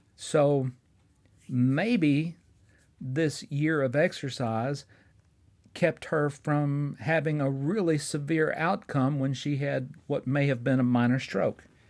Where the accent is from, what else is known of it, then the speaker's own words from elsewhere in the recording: Fort Payne, Alabama, United States; my hometown of Fort Payne, Alabama